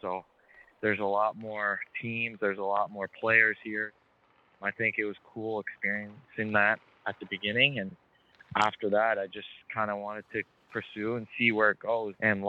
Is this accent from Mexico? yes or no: no; Japan; also born or lived in Australia; I was born in Australia, but I moved to Japan when I was 1 year old. So during all my childhood, my dad started putting skates on my feet